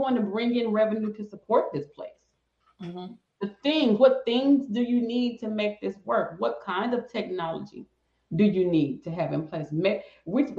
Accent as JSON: {"language": "English", "region": "the South", "country": "United States", "said": "I'm from the South"}